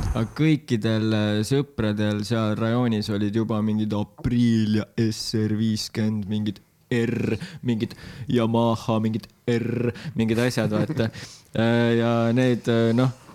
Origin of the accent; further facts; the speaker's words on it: Tartu, Tartu County, Estonia; Tartus Anne linnas sündisin